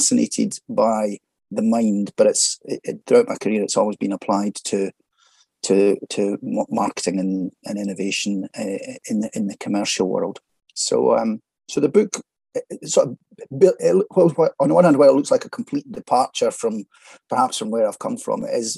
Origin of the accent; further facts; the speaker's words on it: Falkirk, Scotland, United Kingdom; also born or lived in Edinburgh; Grew up and born and bred in Falkirk in central Scotland